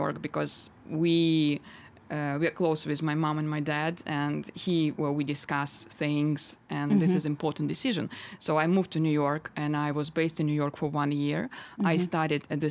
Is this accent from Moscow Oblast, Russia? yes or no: no; Novosibirsk, Novosibirsk Oblast, Russia; English is a second language; moved away as an adult; now in London, United Kingdom; my hometown in Novosibirsk, where I'm originally from.